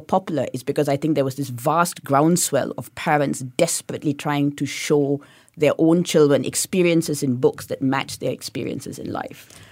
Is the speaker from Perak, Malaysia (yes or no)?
no; Kuantan, Pahang, Malaysia; now in Singapore; growing up in Kuantan, I went to a really quite difficult school